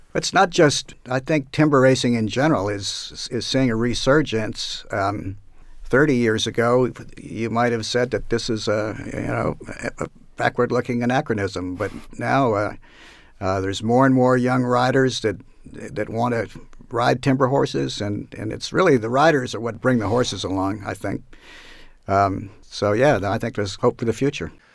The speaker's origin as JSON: {"language": "English", "region": "Northern Virginia", "country": "United States", "tie": "born or raised there", "said": "when I was nine or ten years old, growing up in Northern Virginia"}